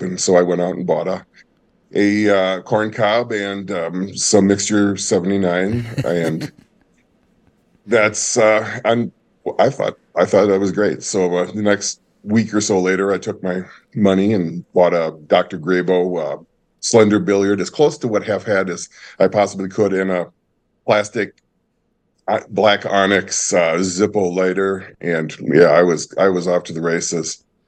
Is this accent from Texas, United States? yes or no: no; Minnesota, United States; moved away; also born or lived in Wisconsin; I grew up, uh, split between, uh, Minnesota and later Wisconsin